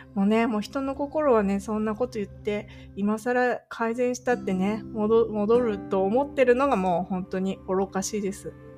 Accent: Japan; moved away as an adult; now in California, United States; 日本に帰ったら、まあ私の地元に住もうかなって、親もいるしな

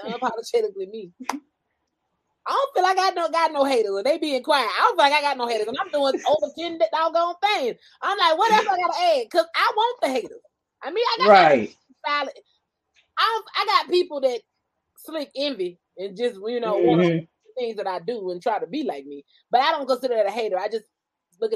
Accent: Columbus, Georgia, United States; moved away as an adult; also born or lived in Albany, Georgia; now in California, United States; I'm born in Columbus, Georgia

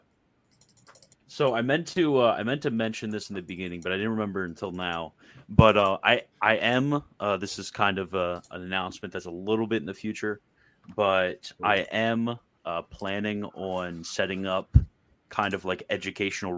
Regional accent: United States; I'm an American

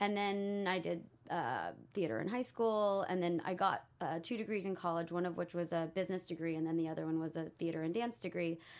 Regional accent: Texas, United States; moved away as an adult; now in Los Angeles, United States; I'm from Texas. I moved to L A to be an actor

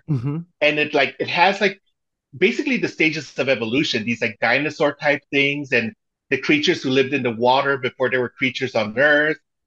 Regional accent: Mexico; moved away; I was born in Mexico, but my mom is American, and she made sure I spoke English. So we would speak it in the house and then I'd speak Spanish, you know, at school

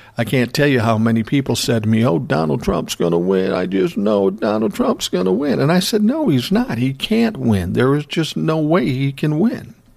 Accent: Minnesota, United States; I was born and raised in Minnesota

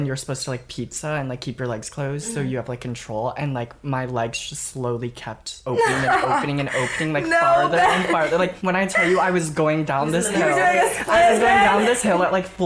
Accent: the Bay Area, California, United States; also born or lived in Santa Barbara; I'm from the Bay

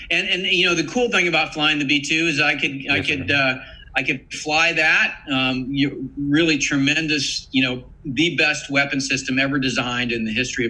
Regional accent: United States; I'm an American.

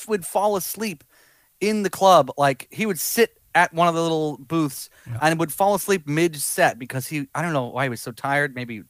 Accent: Georgia, United States; moved away as an adult; also born or lived in Boston; now in Los Angeles, United States; I started playing bass in Georgia. I grew up in Georgia.

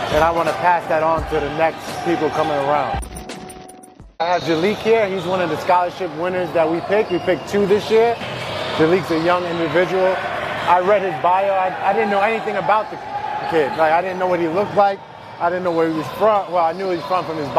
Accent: Westchester, New York, United States; I'm from Westchester, New York

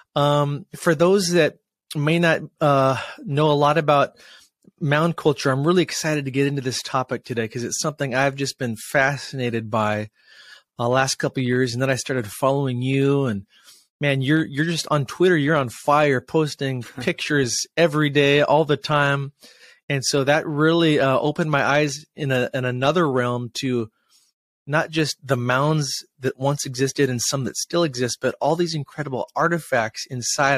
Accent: Washington, United States; Washington State. That's my home state here

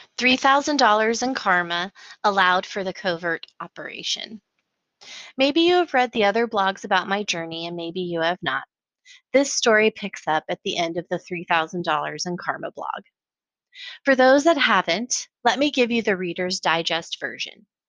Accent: Colorado Springs, Colorado, United States; moved away as an adult; now in Austin, United States; growing up in Colorado Springs

